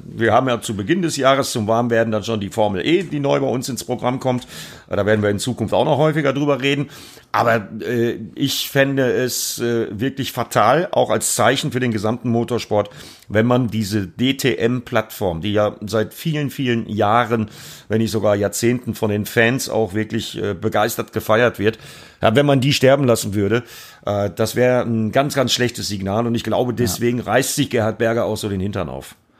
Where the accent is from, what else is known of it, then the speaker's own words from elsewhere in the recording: Altena, North Rhine-Westphalia, Germany; moved away; ich komme aus Altena, das ist einmal über den Berg im Grunde genommen